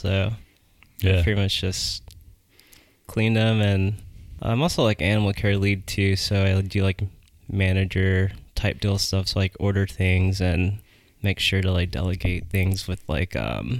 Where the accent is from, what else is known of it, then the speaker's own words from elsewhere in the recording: Germany; born there; Yeah, so I was born in Germany.